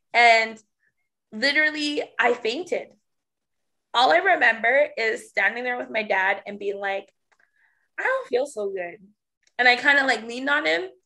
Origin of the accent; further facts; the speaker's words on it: Canada; being Canadian, we don't have huge churches like